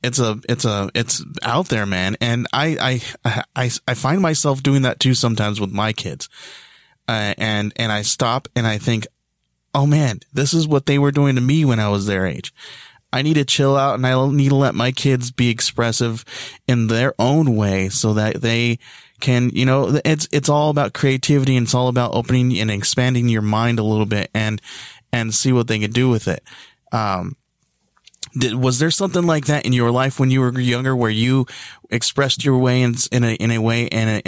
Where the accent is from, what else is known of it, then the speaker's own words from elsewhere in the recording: California, United States; I grew up in California. And I grew up in a small farming town